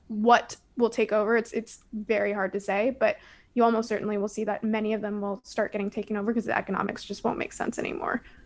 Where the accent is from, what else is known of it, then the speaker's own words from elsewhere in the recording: Toronto, Ontario, Canada; I'm from Toronto